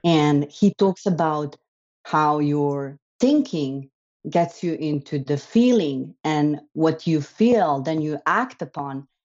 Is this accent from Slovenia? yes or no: yes; Slovenia; I'm brought up, so I grew up and I'm, I was born in Slovenia.